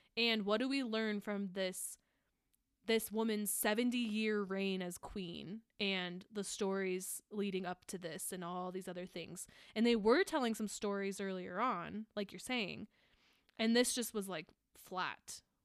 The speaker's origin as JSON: {"language": "English", "country": "United States", "said": "as an American"}